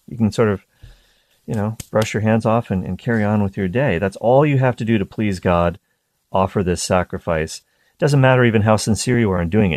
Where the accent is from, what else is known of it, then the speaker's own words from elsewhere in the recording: East Coast of Canada, near Peggy's Cove, Nova Scotia, Canada; I grew up on the East Coast of Canada, very close to a place called Peggy's Cove.